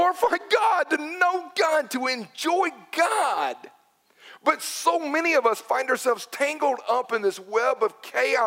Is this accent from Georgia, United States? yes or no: yes; Newnan, Georgia, United States; Growing up in Noonan